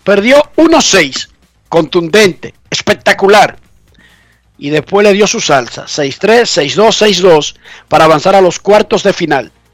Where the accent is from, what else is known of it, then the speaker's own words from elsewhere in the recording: Santo Domingo Oeste, Distrito Nacional, Dominican Republic; yo que soy de Buenos Aires de Herrera